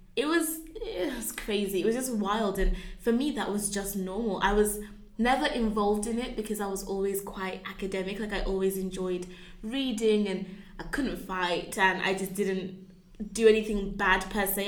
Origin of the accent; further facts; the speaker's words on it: Birmingham, West Midlands, United Kingdom; moved away as an adult; now in Oxford, United Kingdom; growing up in Birmingham was quite a wild time